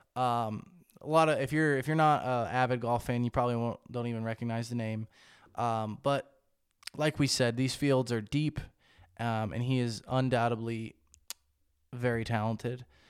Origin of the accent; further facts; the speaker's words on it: United States; I'm from America